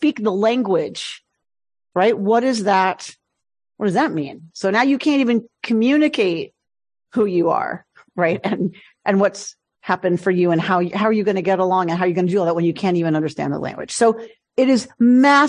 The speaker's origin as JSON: {"language": "English", "region": "New York", "country": "United States", "tie": "born or raised there", "also_born_or_lived": "Philadelphia", "said": "I was born in Philadelphia, I was adopted at 5 days and taken to my parents' home in New York."}